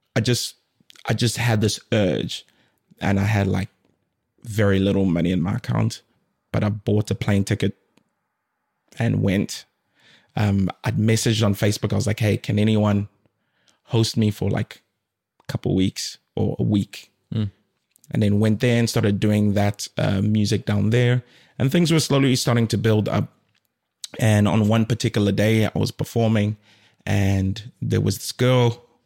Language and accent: English; South Africa; moved away as an adult; also born or lived in Democratic Republic of the Congo / Durban, South Africa / Cape Town, South Africa; now in Finland; I was born in the DRC Congo and my family moved to South Africa when I was like two years old.